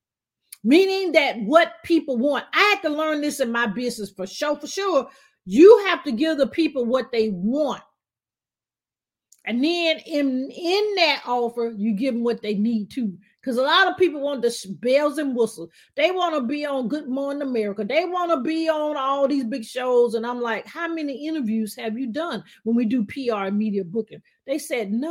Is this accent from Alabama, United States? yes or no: yes; Alabama, United States; accent: southern twang; now in Atlanta, United States; I'm actually originally, as you can tell, my southern twang. I'm from Alabama. I love being from Alabama